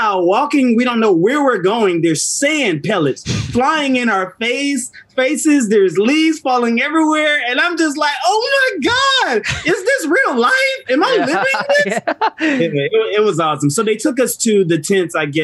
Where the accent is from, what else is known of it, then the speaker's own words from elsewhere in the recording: Orangeburg, South Carolina, United States; I'm from South Carolina, which is like a country spot in Orangeburg.